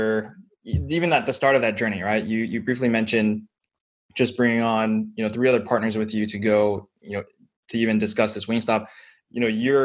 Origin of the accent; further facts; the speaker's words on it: Fremont, California, United States; I was born and raised in Fremont